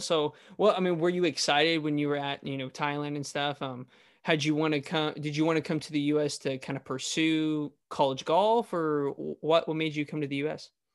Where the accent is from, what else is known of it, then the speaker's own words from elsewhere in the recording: the Valley, California, United States; I'm from the Valley